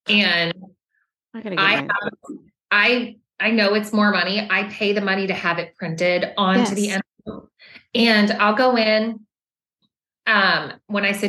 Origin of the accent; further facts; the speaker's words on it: Maine, United States; moved away; we're from Maine.